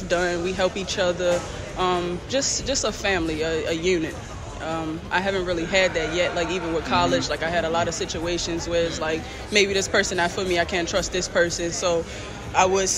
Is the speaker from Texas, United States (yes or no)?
no; Baltimore, Maryland, United States; I'm a basketball player, and I'm from Baltimore, Maryland.